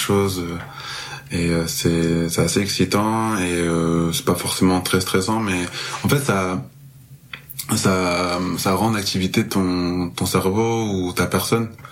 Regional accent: Marseille, Provence-Alpes-Côte d'Azur, France; moved away as an adult; now in Montreal, Canada; je suis originaire de Marseille. Euh, là, je suis à Montréal depuis très peu.

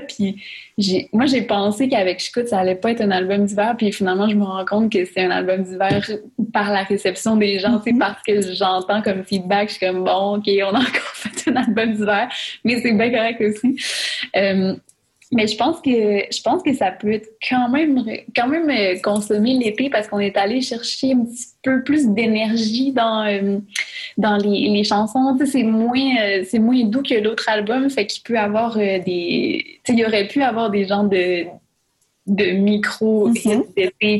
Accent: Saguenay, Quebec, Canada; moved away; je pouvais plus aller au Saguenay

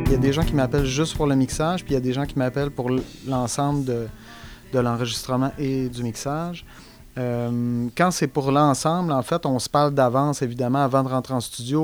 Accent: Saguenay, Quebec, Canada; moved away; moi, je viens du Saguenay, fait que euh, j'étais allé au cégep

